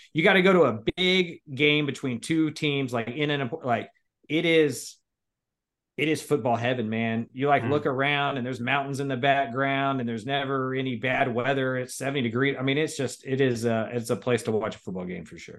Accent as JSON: {"language": "English", "town": "Liberty Hill", "region": "Texas", "country": "United States", "tie": "born or raised there", "said": "I grew up in Liberty Hill."}